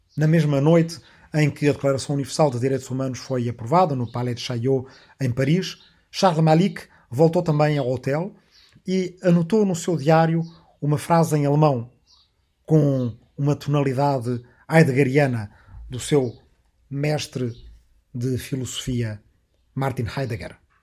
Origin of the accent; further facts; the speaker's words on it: Arrifana, Portugal; aqui na minha aldeia de Arrifana, onde agora, depois de muitas voltas, voltei a gravar